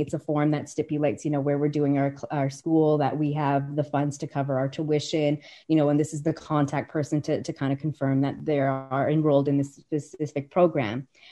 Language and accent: English; Calgary, Alberta, Canada; moved away as an adult; also born or lived in Colorado; my hometown of Calgary is known for something called the Calgary Stampede.